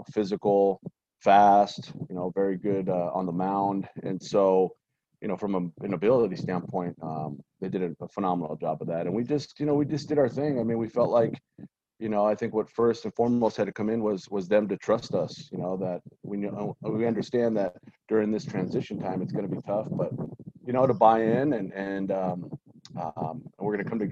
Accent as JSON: {"language": "English", "area": "San Gabriel Valley", "region": "Southern California", "country": "United States", "tie": "born or raised there", "said": "being born and raised in Southern California and in the San Gabriel Valley"}